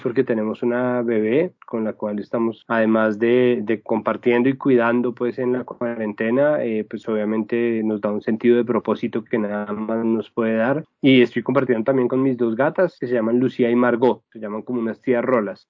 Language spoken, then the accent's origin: Spanish; Colombia; nosotros somos colombianos